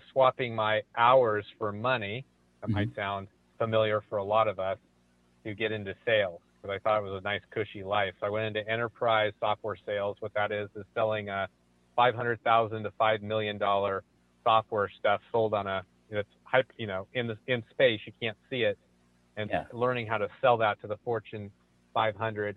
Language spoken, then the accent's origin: English; San Francisco Bay Area, California, United States; I'm from California, right in the heart of the San Francisco Bay Area, born and raised, multi-generation